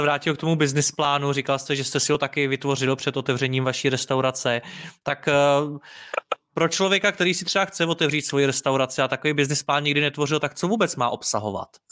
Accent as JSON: {"language": "Czech", "region": "Prague", "country": "Czechia", "said": "jsem z Prahy"}